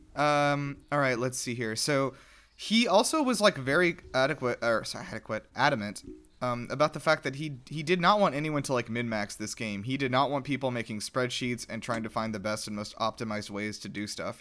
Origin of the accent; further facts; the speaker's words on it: South Carolina, United States; now in Georgia, United States; I'm originally from South Carolina, which is a state next door